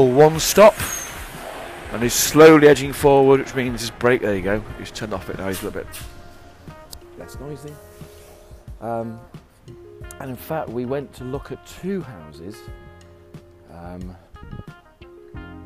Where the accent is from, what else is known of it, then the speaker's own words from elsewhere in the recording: England, United Kingdom; I'm from England